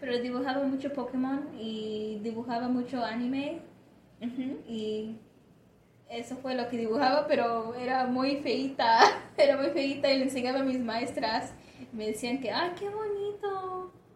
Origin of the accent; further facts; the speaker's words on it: De Queen, Arkansas, United States; Spanish is a second language; crecí en una ciudad bien chiquitita, se llama De Queen en el estado de Arkansas